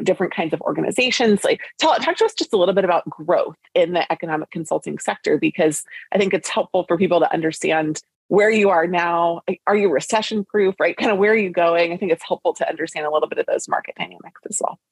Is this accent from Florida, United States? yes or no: no; Lancaster, Pennsylvania, United States; I grew up in Lancaster, Pennsylvania